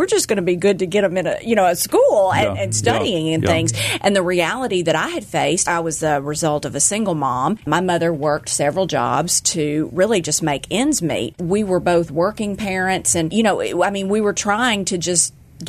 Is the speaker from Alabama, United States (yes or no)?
yes; Birmingham, Alabama, United States; moved away as an adult; now in Memphis, United States; When my husband and I moved to Memphis, I grew up in Birmingham, Alabama.